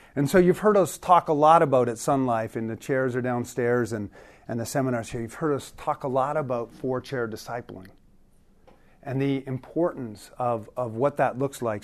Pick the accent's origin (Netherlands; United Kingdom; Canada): Canada; Toronto, Ontario; also born or lived in Newfoundland; I grew up in, uh, government housing in Toronto since I was a little kid